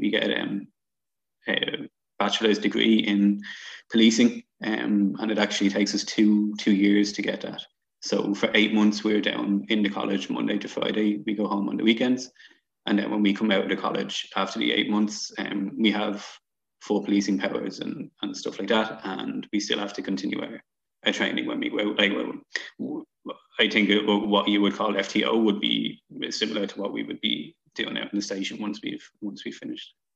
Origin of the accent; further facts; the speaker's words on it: Dublin, Leinster, Ireland; I'm obviously from Dublin.